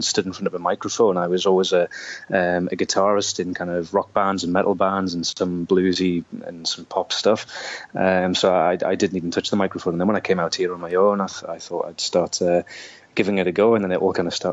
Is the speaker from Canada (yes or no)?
no; Newcastle upon Tyne, North East England, United Kingdom; moved away as an adult; now in Perth, Australia; I came from Newcastle in the north of England